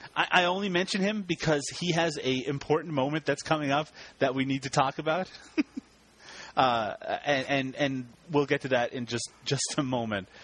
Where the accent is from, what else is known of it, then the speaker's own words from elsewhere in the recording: Canada; I'm Canadian